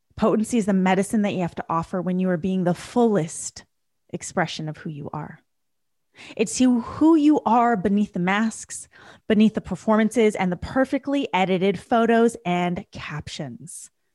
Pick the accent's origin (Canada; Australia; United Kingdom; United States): Canada; I was raised in Canada. My parents were raised in India.